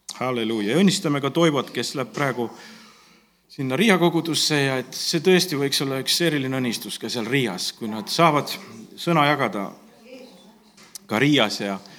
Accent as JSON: {"language": "Estonian", "country": "Estonia", "also_born_or_lived": "Tallinn / Ingria (maternal ancestry, Ingrian Finn)", "said": "me oleme eestlased"}